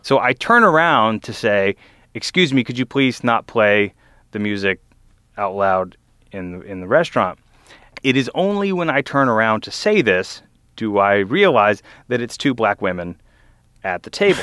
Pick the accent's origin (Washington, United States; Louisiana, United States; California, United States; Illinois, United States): Louisiana, United States; Lafayette; moved away; also born or lived in Vestavia Hills, Alabama; before I lived in Alabama, I grew up in Southern Louisiana in Lafayette